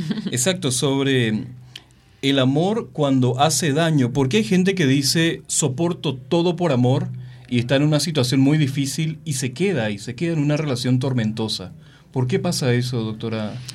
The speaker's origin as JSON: {"language": "Spanish", "country": "Mexico", "said": "en una sociedad como la mexicana"}